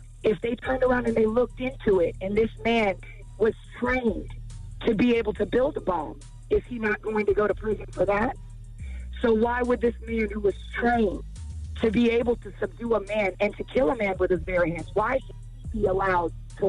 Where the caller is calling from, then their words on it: Fayetteville, North Carolina, United States; I'm actually calling from Fayetteville, North Carolina.